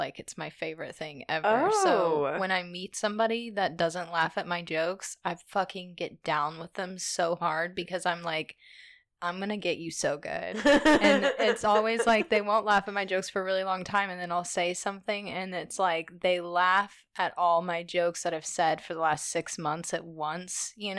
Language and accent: English; Tulsa, Oklahoma, United States; I'm from Tulsa, where people are way cooler, it seems.